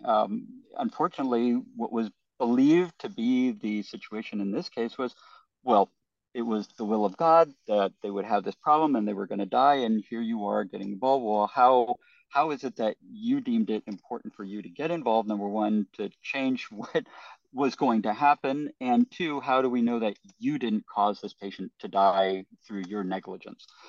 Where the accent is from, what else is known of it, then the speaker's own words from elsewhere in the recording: United States; I'm an American